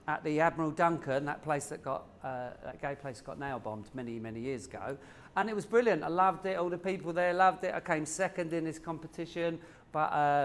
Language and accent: English; Woking, South East England, United Kingdom; I'm from Woking, which is below London. Yeah. I talk like this because I made this voice up. Again, I grew up on the council estate and it was all boys.